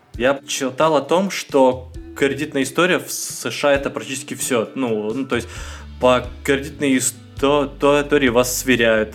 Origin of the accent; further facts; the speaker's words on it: Russia; also born or lived in Magnitogorsk, Chelyabinsk Oblast; я из России